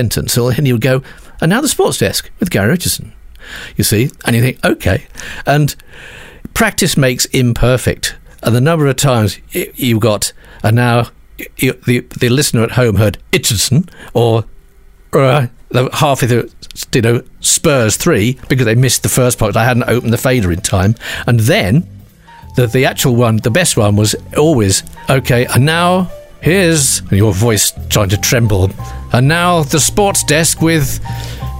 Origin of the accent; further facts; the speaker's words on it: Walsall, West Midlands, United Kingdom; moved away as an adult; being a boy from Birmingham, from Walsall